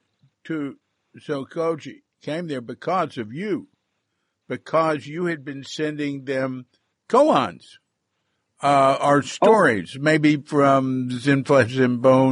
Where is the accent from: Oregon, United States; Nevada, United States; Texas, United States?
Texas, United States; moved away; I come from Texas, and I didn't, in my home, I didn't experience a lot of prejudice at all.